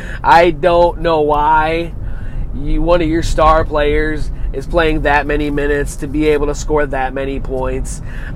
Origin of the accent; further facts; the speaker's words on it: Michigan, United States; I'm from Michigan.